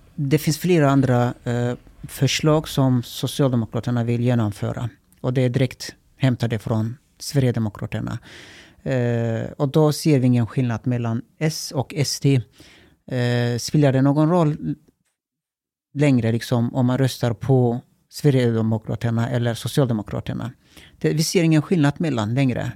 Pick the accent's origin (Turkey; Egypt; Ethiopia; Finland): Turkey; Swedish is a second language; now in Sweden; jag är uppvuxen i Turkiet